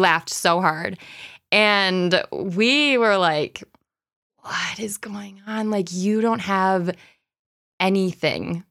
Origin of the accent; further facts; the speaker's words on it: Rochester, New York, United States; I grew up here. So I grew up in Browncroft